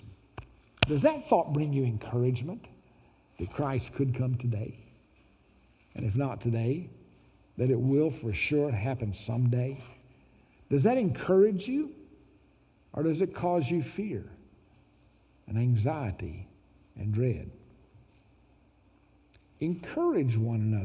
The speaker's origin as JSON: {"language": "English", "town": "Little Rock", "region": "Arkansas", "country": "United States", "tie": "born or raised there", "said": "Growing up in Little Rock, Arkansas"}